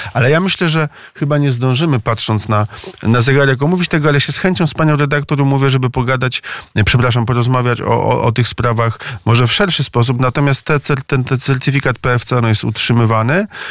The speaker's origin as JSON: {"language": "Polish", "town": "Maków", "region": "Łódź Voivodeship", "country": "Poland", "tie": "born or raised there", "said": "Byłem kiedyś radnym gminy Maków, to jest moja rodzinna miejscowość w powiecie skierniewickim"}